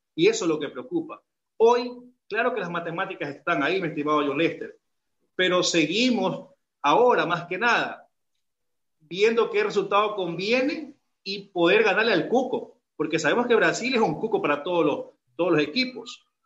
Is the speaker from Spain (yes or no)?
no; Ecuador; also born or lived in Guayaquil; como ecuatoriano